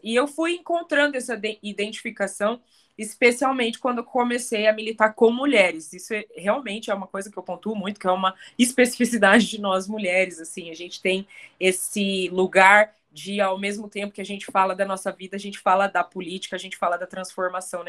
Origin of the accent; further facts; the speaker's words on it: Curitiba, Paraná, Brazil; Eu cresci aqui na, nessa cidade. Eu sou curitibana. Eu, eu, eu nasci e fui criada aqui